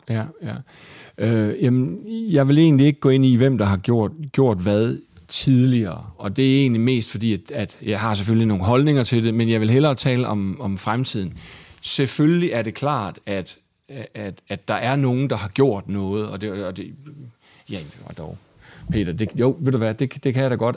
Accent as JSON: {"language": "Danish", "town": "Vejle", "region": "Southern Denmark", "country": "Denmark", "also_born_or_lived": "Aarhus", "moved": "as an adult", "lives_now": "Copenhagen, Denmark", "said": "jeg var fra Vejle"}